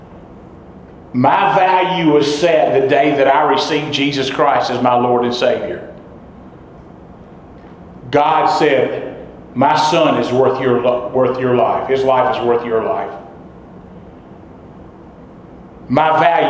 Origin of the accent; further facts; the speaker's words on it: hometown about 30 miles from Knoxville, Tennessee, United States; at the First Baptist Church in my hometown.